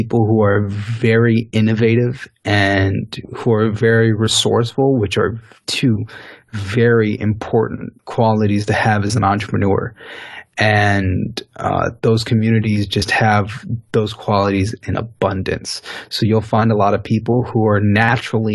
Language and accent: English; Haiti; I'm actually a Haitian